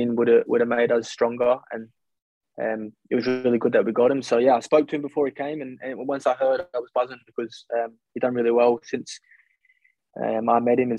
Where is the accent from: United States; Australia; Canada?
Australia; accent: Australian; moved away as an adult; also born or lived in Canberra, Australia / Gold Coast, Australia; now in London, United Kingdom; I grew up in Canberra because my sister was at the AIS. And then when she stopped, my mum and I moved back to the Gold Coast